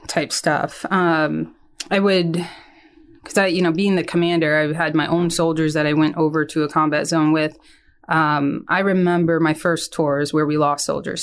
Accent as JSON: {"language": "English", "town": "Hopewell Junction", "region": "New York", "country": "United States", "tie": "born or raised there", "said": "I'm from New York, about an hour and a half north of New York City. Um, I went to high school at John Jay, uh, High School in Hopewell Junction, New York"}